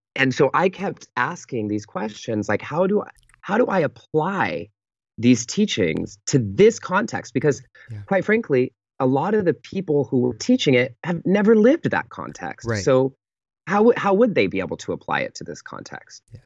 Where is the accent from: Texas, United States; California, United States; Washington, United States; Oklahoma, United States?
California, United States; Pittsburg; moved away; I fly home to the Bay Area to my hometown um, called Pittsburgh, California